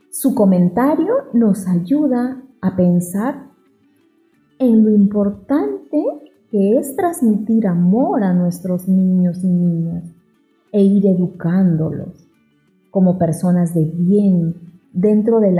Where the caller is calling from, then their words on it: La Arena, Piura, Peru; Soy estudiante de La Arena, región Piura.